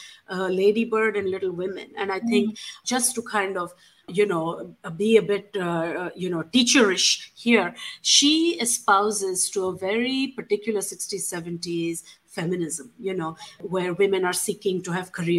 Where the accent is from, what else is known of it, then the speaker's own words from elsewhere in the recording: India; moved away; growing up in India